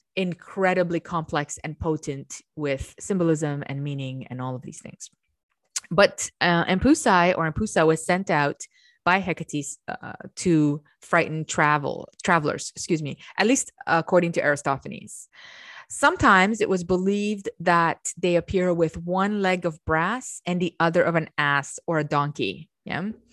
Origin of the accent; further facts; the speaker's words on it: Romania; moved away; I come from Romania and I have a historical knowledge, which they taught us very young, of the kings of Romania